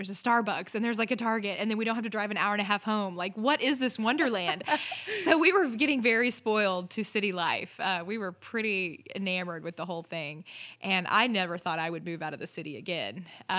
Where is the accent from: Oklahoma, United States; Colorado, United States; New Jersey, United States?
Oklahoma, United States; We're actually not. We're from the Grand Lake area. Still here in Oklahoma, but the Grand Lake area.